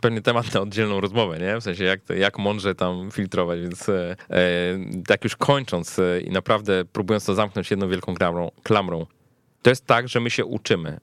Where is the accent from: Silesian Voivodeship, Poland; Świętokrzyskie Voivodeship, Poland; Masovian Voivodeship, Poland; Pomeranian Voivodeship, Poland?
Masovian Voivodeship, Poland; Warsaw; Ja jestem z Warszawy, urodziłem się w Warszawie, zawsze miałem tutaj dostęp do, nawet jako młody chłopak, do różnych możliwości, które Warszawa daje